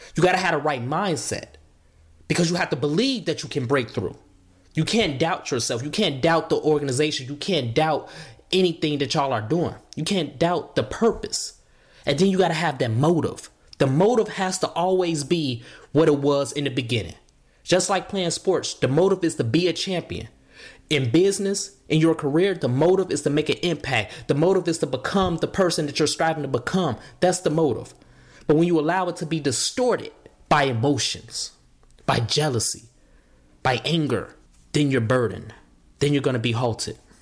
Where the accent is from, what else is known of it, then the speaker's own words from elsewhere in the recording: Chicago, Illinois, United States; growing up in Chicago